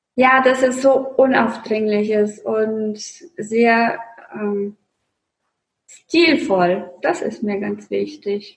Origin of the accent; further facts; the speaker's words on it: Russia; moved away; Ich bin gebürtige Russin